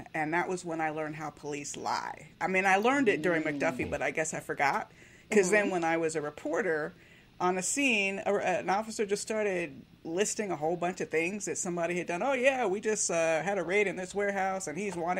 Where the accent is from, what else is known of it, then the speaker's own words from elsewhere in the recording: Miami, Florida, United States; I grew up in Miami